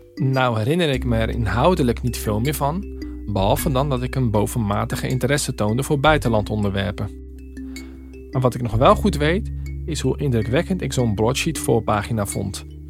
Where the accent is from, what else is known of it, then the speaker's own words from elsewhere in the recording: Rotterdam, South Holland, Netherlands; die snotneus uit een Rotterdamse achterstandsbuurt